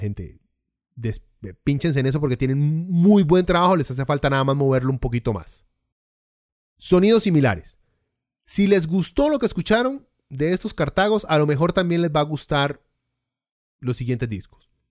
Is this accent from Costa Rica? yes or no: yes; Costa Rica; somos la Suiza centroamericana